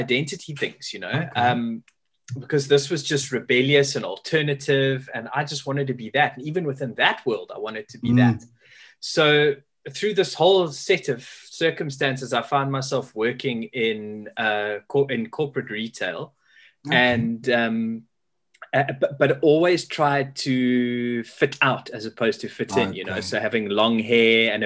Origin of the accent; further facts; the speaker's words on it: Pietermaritzburg, KwaZulu-Natal, South Africa; moved away as an adult; also born or lived in Durban; now in Cape Town, South Africa; I was born in Durban, grew up in Pietermaritzburg, but I was desperate to leave and become a Cape Townian